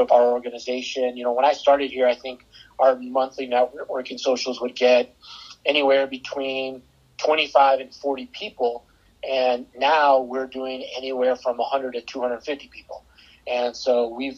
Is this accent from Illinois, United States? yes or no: yes; outside of Chicago, Illinois, United States; also born or lived in San Antonio, Texas; now in St. Louis, United States; I moved here from San Antonio, grew up outside of Chicago